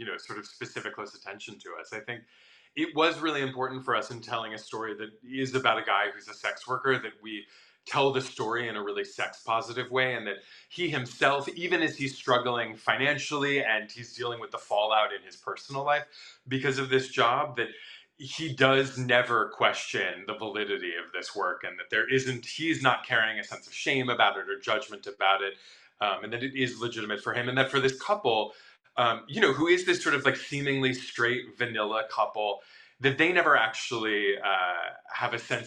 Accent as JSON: {"language": "English", "region": "Midwest", "country": "United States", "tie": "born or raised there", "moved": "yes", "said": "I grew up in a very conservative Midwestern town"}